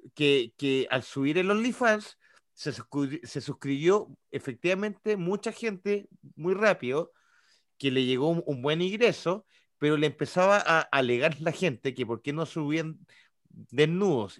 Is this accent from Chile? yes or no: yes; Chile; yo, siendo chileno